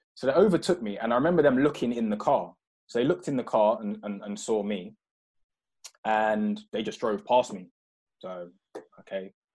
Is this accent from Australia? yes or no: no; London, United Kingdom; moved away as an adult; also born or lived in Croydon / Purley; now in Kent, United Kingdom; I grew up in South London, so um, I was uh, born in uh, Croydon Mayday Hospital